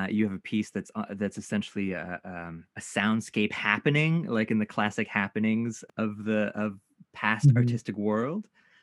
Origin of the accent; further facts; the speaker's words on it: Canada; one of the experiences of being Japanese Canadian is not feeling Japanese despite our best efforts.